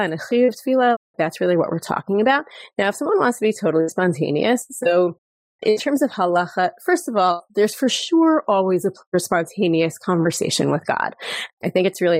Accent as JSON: {"language": "English", "region": "New York", "country": "United States", "moved": "as an adult", "lives_now": "Jerusalem, Israel", "said": "I live in Jerusalem. I'm originally from New York, and we made Aliyah 16 years ago"}